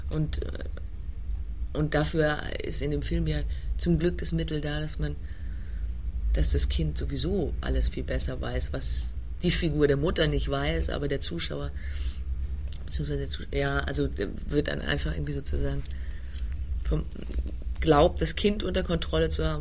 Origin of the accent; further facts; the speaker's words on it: Heidelberg, Baden-Württemberg, Germany; also born or lived in Vienna; nicht in England oder Wales aufgewachsen, sondern in Heidelberg in Süddeutschland